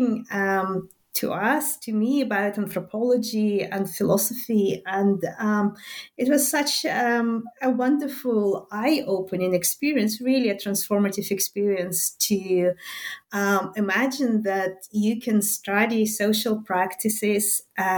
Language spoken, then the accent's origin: English; Minsk, Belarus; first language Russian; English is a second language; moved away as an adult; now in Glasgow, United Kingdom; I was born in Minsk, and that's still in the Soviet Belarus